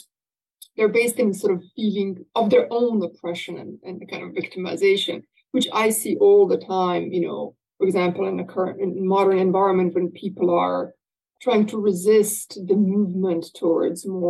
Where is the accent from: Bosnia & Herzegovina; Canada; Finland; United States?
Bosnia & Herzegovina; moved away; I come from Bosnia and Herzegovina